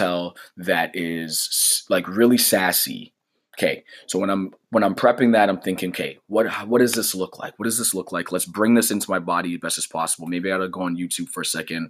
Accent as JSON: {"language": "English", "country": "Canada", "said": "as a Canadian"}